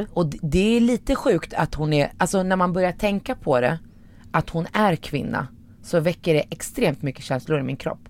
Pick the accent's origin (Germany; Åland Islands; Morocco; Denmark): Morocco; now in Sweden; jag är från Marocko